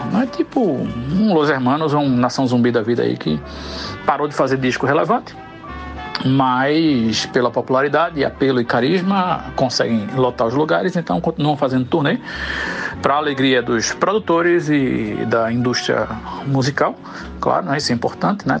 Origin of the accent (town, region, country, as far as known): Northeast Brazil, Brazil